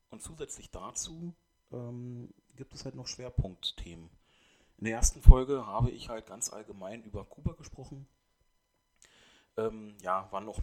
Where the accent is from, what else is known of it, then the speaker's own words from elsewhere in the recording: Germany; nur bin ich in Deutschland aufgewachsen, deswegen... Ähm, wurde mein Name auch eingedeutscht, sozusagen.